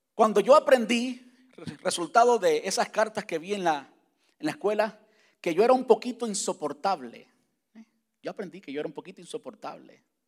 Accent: Cuba; moved away; cuando estaba en la, en la high school en, Cuba

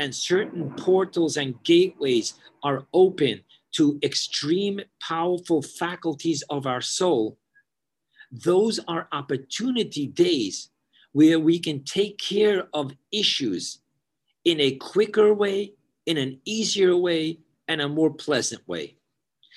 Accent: New York City, New York, United States; I grew up in Borough Park

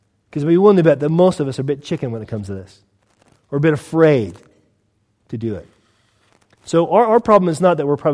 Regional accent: United States; now in United Kingdom; I'm from the States

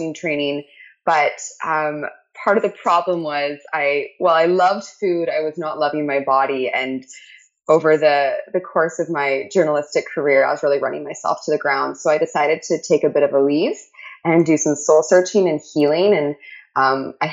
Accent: Canada; I'm Canadian

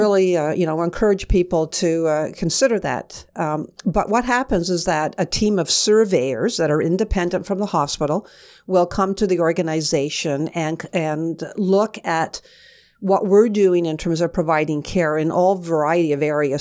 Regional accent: Kingston, Ontario, Canada; I grew up in Kingston, Ontario. I was born and bred there

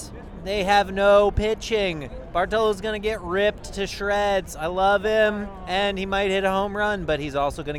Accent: New York, United States; I'm from Brooklyn

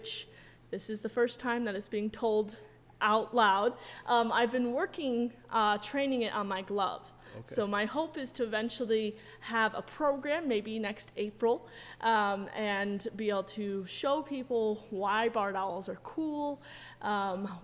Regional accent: central New York, United States; I am a New York native. I come from central New York.

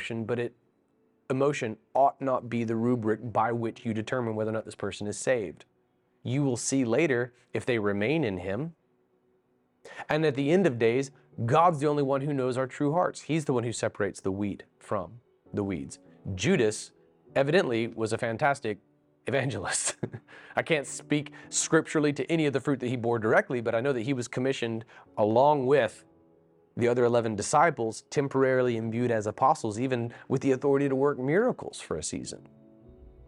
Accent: Florida, United States; now in Seattle, United States; I grew up in Florida, get over 100 degrees for multiple days on end

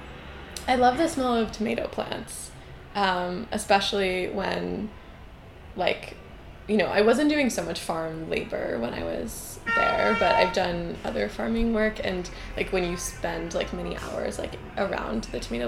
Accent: Newton, Massachusetts, United States; also born or lived in Providence, Rhode Island; now in New York City, United States; I grew up in kind of like an urban suburb of Boston. I was born in Providence and spent a few years there, but most of my childhood was in New Inn

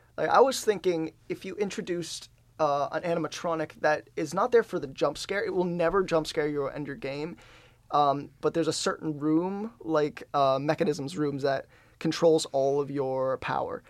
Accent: Detroit, Michigan, United States; I'm from Detroit

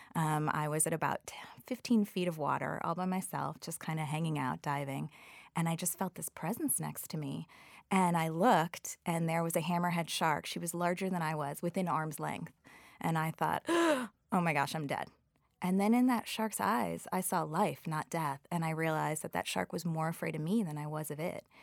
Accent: Chicago, Illinois, United States; moved away; also born or lived in New York; I grew up in Chicago

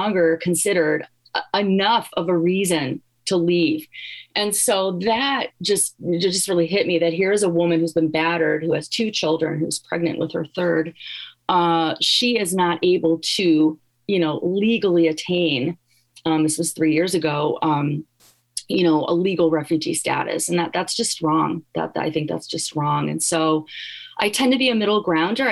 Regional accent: Gary, Indiana, United States; now in Iowa, United States; I'm from Gary, Indiana.

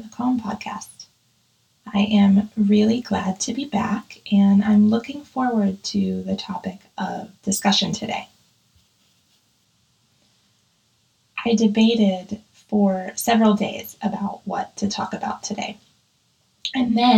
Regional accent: Pittsburgh, Pennsylvania, United States; I grew up in Pittsburgh

